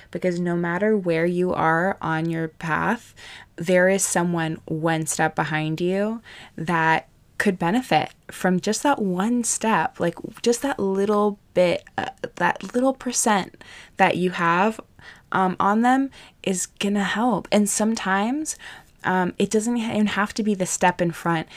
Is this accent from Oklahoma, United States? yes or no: no; Hawaii, United States; I grew up in Hawaii